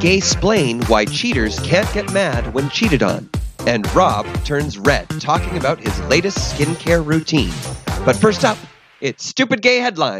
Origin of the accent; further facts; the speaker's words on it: London, United Kingdom; In the UK. I'm from South London.